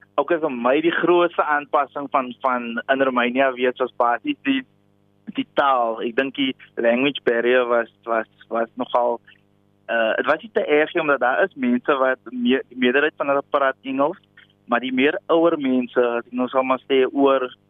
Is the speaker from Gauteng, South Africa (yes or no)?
no; Ashton, Western Cape, South Africa; moved away; ek kom oorspronklik van Ashton in die Weskaap, pragtige dorpie